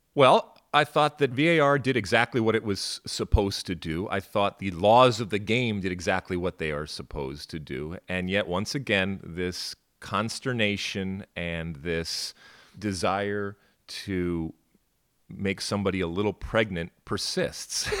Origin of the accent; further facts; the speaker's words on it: Midwest, United States; accent: Midwestern; my Midwestern accent